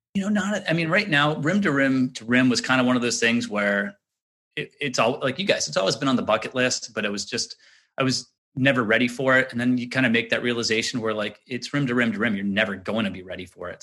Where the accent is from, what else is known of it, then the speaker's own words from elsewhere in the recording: Little Diamond Island, Maine, United States; growing up on Little Diamond Island